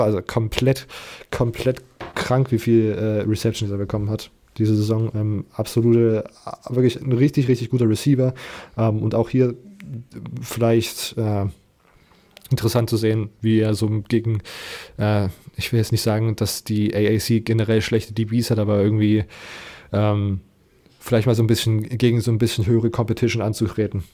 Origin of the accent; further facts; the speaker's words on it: Leipzig, Saxony, Germany; ich komme aus Leipzig